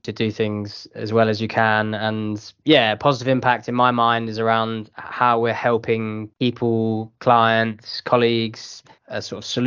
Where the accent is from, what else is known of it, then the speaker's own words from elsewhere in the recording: United Kingdom; based in the London office from the UK